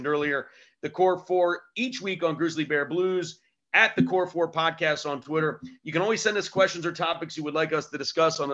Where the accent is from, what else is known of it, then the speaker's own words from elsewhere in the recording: Pennsylvania, United States; I'm from Pennsylvania